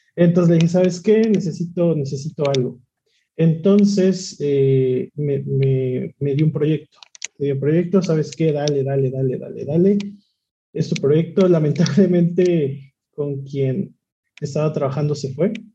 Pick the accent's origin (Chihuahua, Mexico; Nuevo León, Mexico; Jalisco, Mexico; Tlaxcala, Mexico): Tlaxcala, Mexico; soy de Tlaxcala, tengo 28 años.